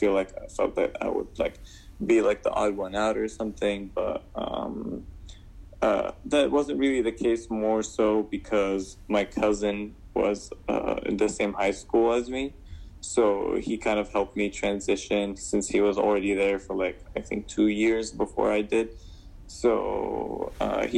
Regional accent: Damascus, Damascus Governorate, Syria; now in United States; I grew up back in Damascus, Syria

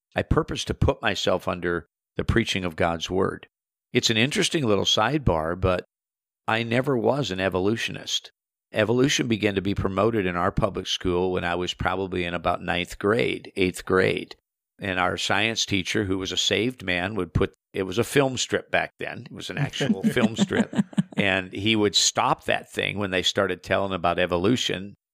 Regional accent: South Central Minnesota, United States; I was born in South Central Minnesota, farming community, and raised a farm boy on a beef operation

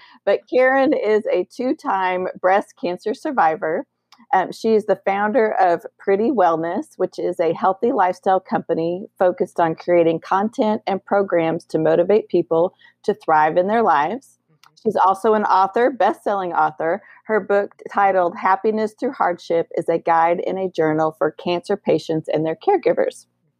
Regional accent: Colorado, United States; I'm from Colorado, so I'm a Rocky

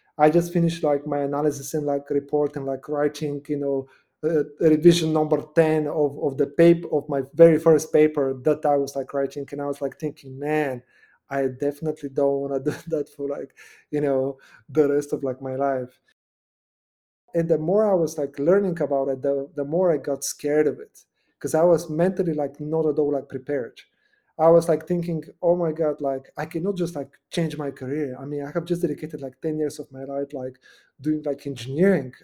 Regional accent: Nova Zagora, Sliven Province, Bulgaria; now in United States; I was born in Nova Zagora, which is like in the middle of, of Bulgaria, just below like the mountains.

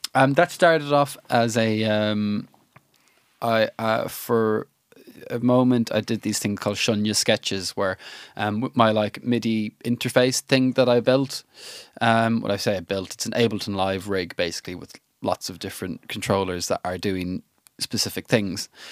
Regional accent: Ireland; I'm an Irish lad

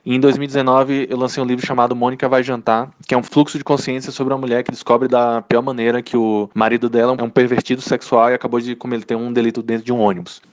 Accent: Salvador, Bahia, Brazil; moved away as an adult; also born or lived in Porto Alegre; now in Curitiba, Brazil; eu sou de Salvador e fui parar em Porto Alegre para fazer um mestrado e um doutorado

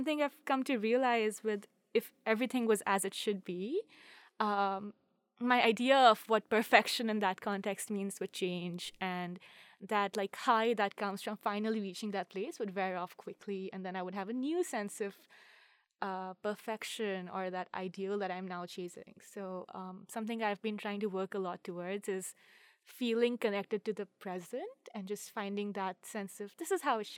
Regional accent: Saga, Japan; I am a sophomore from Saga, and I use she, her pronouns

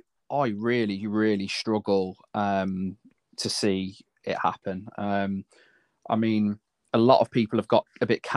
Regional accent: United Kingdom; As a British fighter, of course, we want him to win.

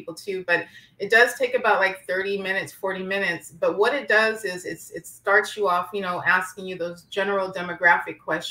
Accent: San Francisco, California, United States; I'm from San Francisco

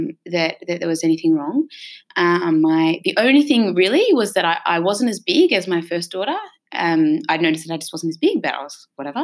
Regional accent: Blue Mountains, New South Wales, Australia; I grew up in the Blue Mountains, like you

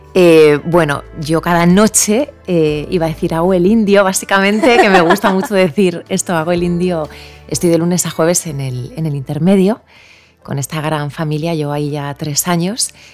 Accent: Spain; also born or lived in Japan; somos españoles

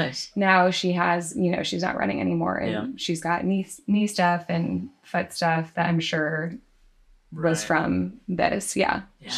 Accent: Grand Rapids, Michigan, United States; Michigan, Grand Rapids on the west side.

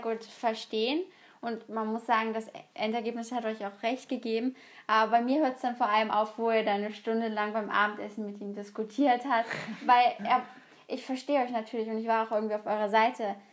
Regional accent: Germany

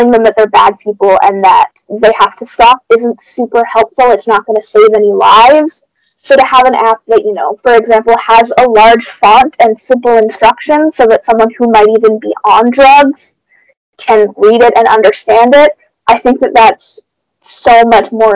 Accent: Brantford, Ontario, Canada; I'm from Brantford

